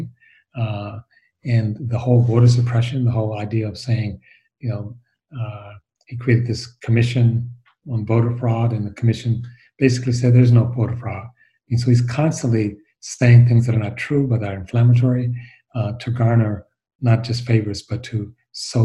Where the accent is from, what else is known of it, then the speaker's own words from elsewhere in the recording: Michigan, United States; I'm from Michigan